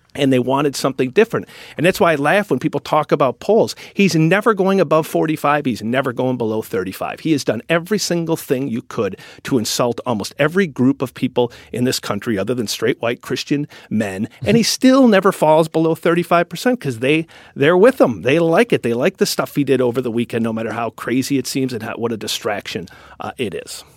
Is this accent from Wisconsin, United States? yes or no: yes; Wisconsin, United States; accent: Wisconsin; my Wisconsin accent